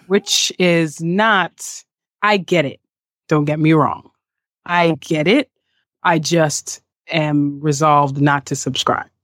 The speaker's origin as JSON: {"language": "English", "town": "New York City", "region": "New York", "country": "United States", "tie": "born or raised there", "also_born_or_lived": "San Diego", "said": "I'm from Staten Island, New York. I grew up in the neighborhood of Mariners Harbor on Staten Island"}